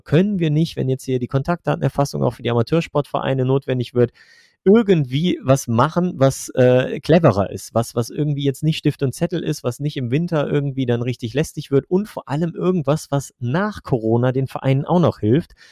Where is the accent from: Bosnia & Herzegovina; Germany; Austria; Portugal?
Germany; Velbert, North Rhine-Westphalia; moved away as an adult; now in Trier, Germany; ich komme ursprünglich eigentlich aus Nordrhein-Westfalen, aus, äh, ich sage immer so, aus der Mitte zwischen Wuppertal und Essen, aus Felbert